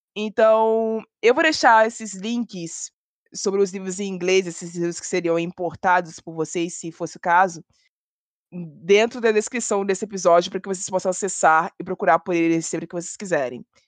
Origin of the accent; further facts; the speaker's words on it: Rio de Janeiro, Brazil; eu sou do Rio de Janeiro